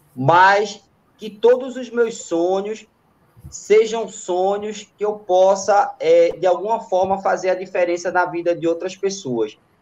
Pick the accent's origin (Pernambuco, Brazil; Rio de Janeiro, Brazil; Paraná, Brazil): Pernambuco, Brazil; Recife; Eu sou da Zona Sul